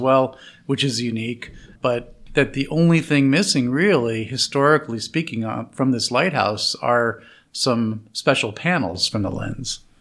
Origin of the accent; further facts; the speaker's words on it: West Coast, United States; growing up on the West Coast and being educated on the West Coast